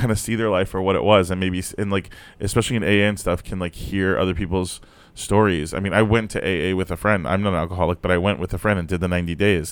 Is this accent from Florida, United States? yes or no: yes; Fort Lauderdale, Florida, United States; also born or lived in Brooklyn, New York; I grew up in Florida